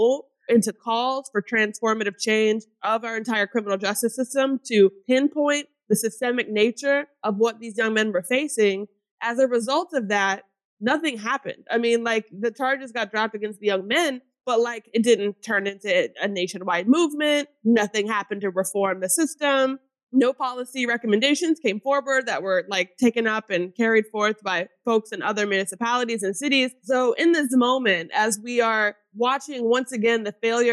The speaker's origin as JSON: {"language": "English", "area": "outside of Louisville", "region": "Kentucky", "country": "United States", "tie": "born or raised there", "moved": "yes", "lives_now": "Athens, United States", "said": "my upbringing in outside of Louisville, Kentucky"}